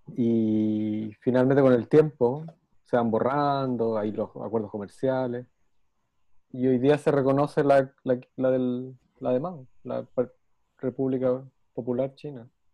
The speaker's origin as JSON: {"language": "Spanish", "country": "Chile", "said": "somos chilenos"}